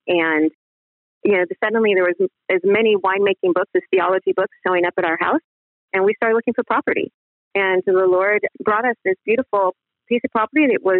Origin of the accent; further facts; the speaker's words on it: Pacific Northwest, United States; And growing up in the Pacific Northwest, my husband loves to saltwater fish.